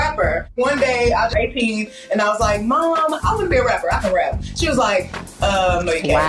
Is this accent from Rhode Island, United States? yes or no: no; Houston, Texas, United States; the H-Town. And I'm from Houston, Texas.